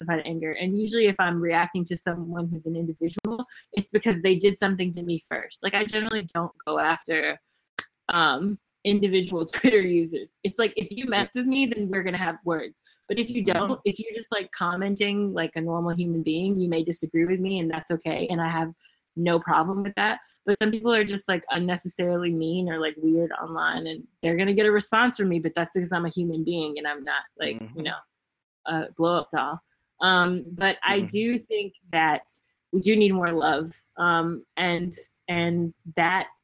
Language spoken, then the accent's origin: English; Memphis, Tennessee, United States; moved away; I was born and raised in Memphis, Tennessee.